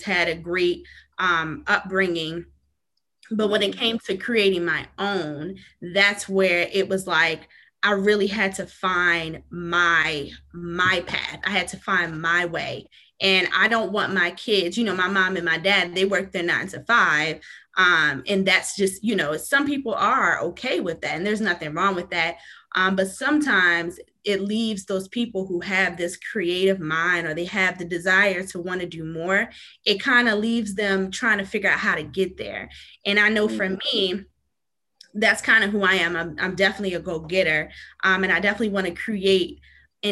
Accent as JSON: {"language": "English", "region": "Maryland", "country": "United States", "tie": "born or raised there", "also_born_or_lived": "New York", "moved": "as an adult", "lives_now": "North Carolina, United States", "said": "I was born in New York, but I must say I'm pretty much from Maryland. I've been in Maryland my whole life. I recently relocated to North Carolina"}